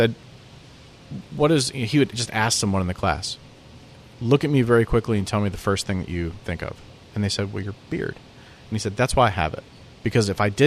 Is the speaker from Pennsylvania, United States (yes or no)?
yes; Pennsylvania, United States; moved away as an adult; now in Nashville, United States; which is where I grew up in Pennsylvania. I also come from a very working class area of the country